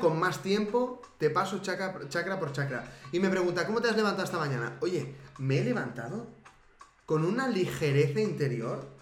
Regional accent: Spain; es mi pueblo

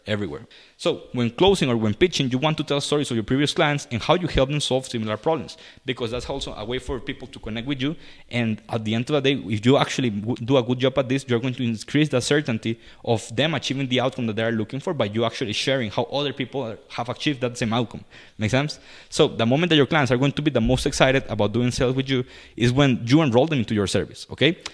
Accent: Costa Rica; I'm from Costa Rica

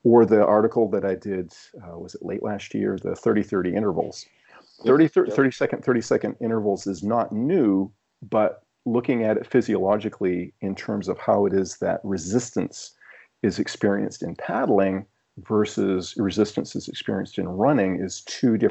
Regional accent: Maine, United States; moved away; I'm originally from Maine, and I still have some ties up there.

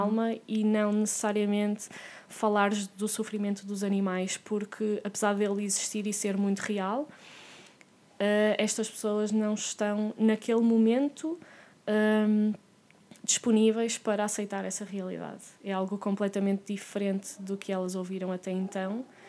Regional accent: Porto, Norte, Portugal; also born or lived in France; eu sou do Porto

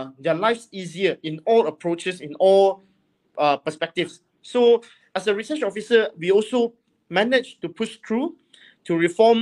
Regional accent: Kota Kinabalu, Sabah, Malaysia; the people of Luyang, of where the place I grew up and I was born

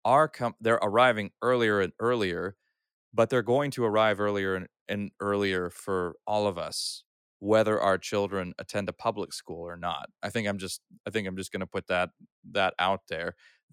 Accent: Austria; So I grew up, I'm a third culture kid. I grew up in Europe, in Austria, and I've attended both public and Christian schools. I started off at an Austrian school, where I learned to read and write in German.

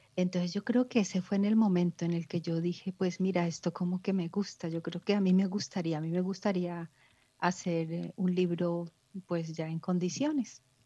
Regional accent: Ibagué, Tolima, Colombia; moved away as an adult; now in Spain; mi ciudad natal, que es Ibagué, Tolima, en Colombia

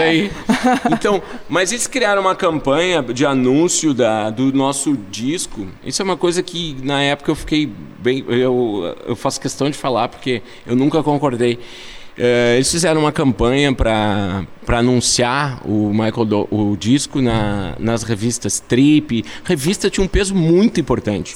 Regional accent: Tramandaí, Rio Grande do Sul, Brazil; a gente é de Tramanda

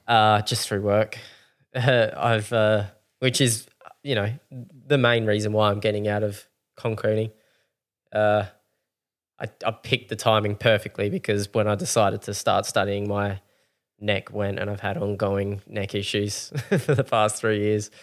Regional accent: Mount Gambier, South Australia, Australia; growing up in Mount Gambier

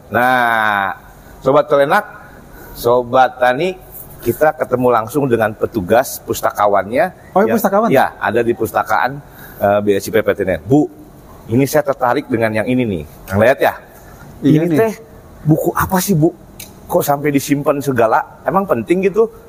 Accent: Bogor, West Java, Indonesia; karena saya lahir di Bogor kan lihat saya dulu naik naik angkot eh, apa naik angkutan tuh angkutannya kuda delman

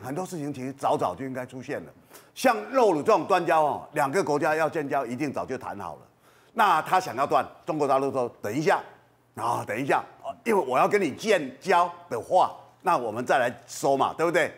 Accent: Kinmen County, Taiwan; 我是金门人啊

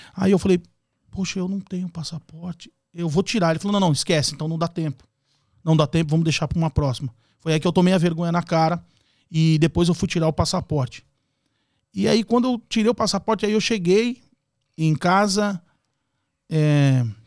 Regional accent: São Paulo, Brazil; moved away as an adult; now in Orlando, United States; Nasci em São Paulo, capital é, me criei na zona norte de São Paulo, depois migrei para a zona leste

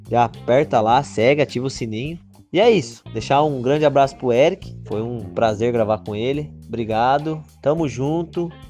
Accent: Bauru, São Paulo, Brazil; a gente é do interior aqui de São Paulo, Bauru, a gente está nessa luta.

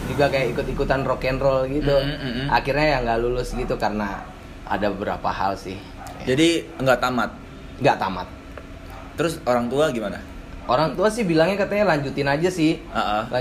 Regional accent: Peguyangan, Bali, Indonesia; gue lahir di Bali uh -uh. TK di Bali oke okay. SD di Bali di Peguyangan uh -uh. SMP di Bali juga di Peguyangan uh -uh. SMA di Peguyangan juga

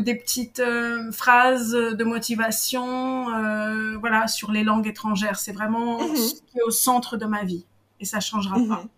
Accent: Paris, Île-de-France, France; moved away as an adult; now in Israel; je suis française, je suis née à Paris, j'ai vécu pendant 38 ans à Paris. Et là, bah, j'ai changé un peu de vie dans le sens où j'habite en Israël

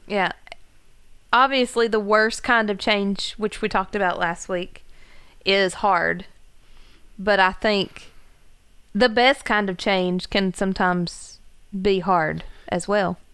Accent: Gilbert, United States; moved away as an adult; now in Logan; it's my hometown

